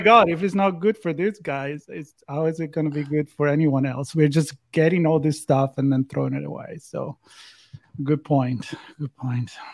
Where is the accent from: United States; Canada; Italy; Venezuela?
Italy; growing up in Italy